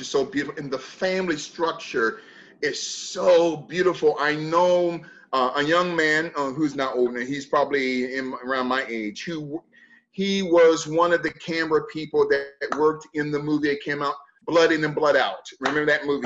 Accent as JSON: {"language": "English", "country": "United States", "said": "I'm not an African. I am an American"}